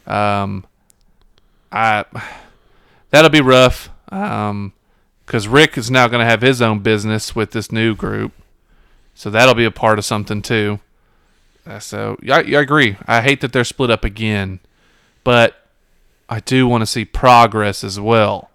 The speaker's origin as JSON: {"language": "English", "town": "Memphis", "region": "Tennessee", "country": "United States", "said": "we're from the Memphis area"}